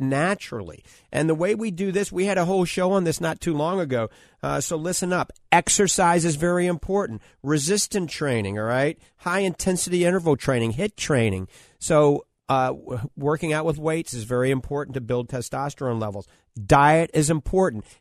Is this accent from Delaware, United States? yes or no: no; New Orleans, Louisiana, United States; now in Florida, United States; I grew up in New Orleans, so I was born with a bottle of hot sauce, a 410 shotgun, and a Dixie beer